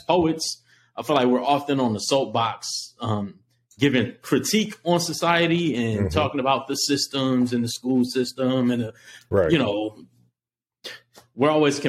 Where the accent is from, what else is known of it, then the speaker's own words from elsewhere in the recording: Los Angeles, California, United States; I'm a kid from Los Angeles during like the crack epidemic